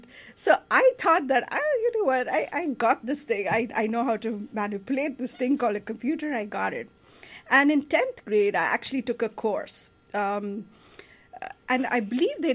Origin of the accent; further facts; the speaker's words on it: India; now in United States; I grew up in India